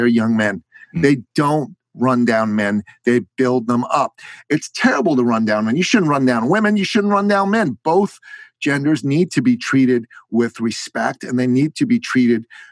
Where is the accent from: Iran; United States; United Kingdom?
Iran; moved away; I'm from Iran. I am a Christian man, a Christian man from Iran.